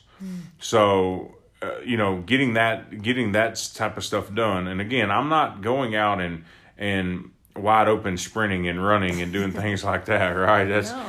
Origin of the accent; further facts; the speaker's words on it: Texas, United States; I'm from Texas. We barbecue a lot.